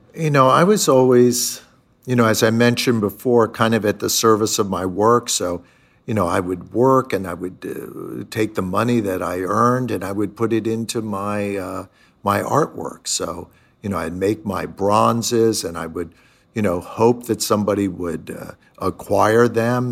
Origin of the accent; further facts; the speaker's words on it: Pennsylvania, United States; moved away as an adult; also born or lived in Chicago / New York; these kind of suburban communities of where I grew up in Pennsylvania